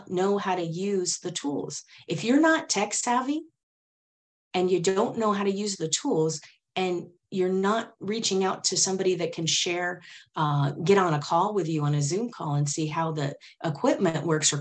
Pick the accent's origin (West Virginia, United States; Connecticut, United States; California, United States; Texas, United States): California, United States; Silicon Valley; I grew up in Silicon Valley back in the day when we had Pong